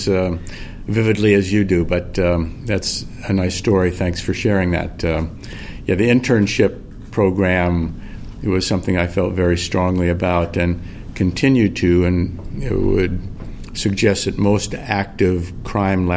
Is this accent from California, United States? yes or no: yes; California, United States; moved away as an adult; now in Minnesota, United States; I was born and raised out in California